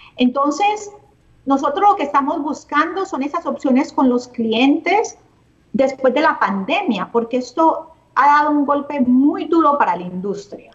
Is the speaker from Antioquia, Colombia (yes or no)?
no; Cali, Valle del Cauca, Colombia; moved away as an adult; also born or lived in Barranquilla, Colombia / Canada; soy caleña. Eh, crecí en Cali, terminé mis estudios